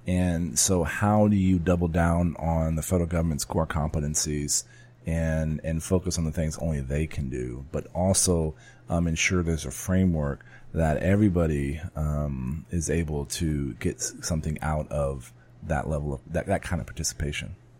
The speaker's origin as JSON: {"language": "English", "town": "San Antonio", "region": "Texas", "country": "United States", "tie": "born or raised there", "said": "my hometown"}